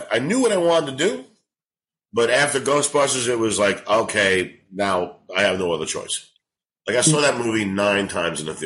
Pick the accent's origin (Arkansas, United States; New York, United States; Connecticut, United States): New York, United States; now in Los Angeles, United States; There was like 20 heavyset Italian New Yorkers in uh, LA.